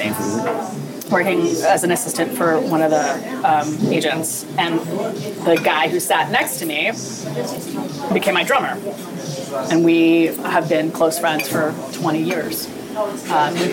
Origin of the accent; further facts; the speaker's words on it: Philadelphia, Pennsylvania, United States; moved away as an adult; also born or lived in New York; I'm trying to reestablish my business here in Philadelphia